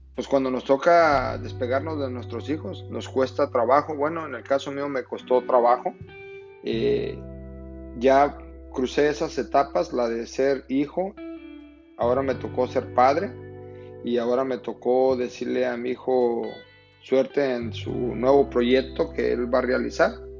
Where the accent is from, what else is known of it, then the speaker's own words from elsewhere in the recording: Mexico; moved away; yo, por ejemplo, que crecí en México